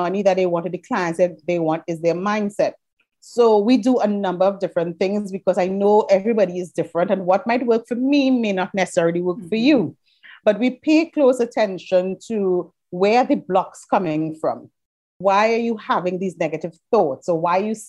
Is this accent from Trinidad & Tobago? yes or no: yes; Trinidad & Tobago; I'm from Trinidad and Tobago, which we are in the Caribbean.